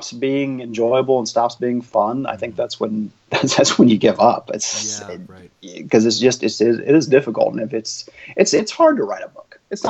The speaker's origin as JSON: {"language": "English", "town": "Conroe", "region": "Texas", "country": "United States", "tie": "born or raised there", "also_born_or_lived": "Houston / Denton / Beaumont", "said": "I was born in Houston, lived in a bunch of different towns, Denton and Beaumont, but ended up in Conroe for high school, which is about 50 miles north of Houston."}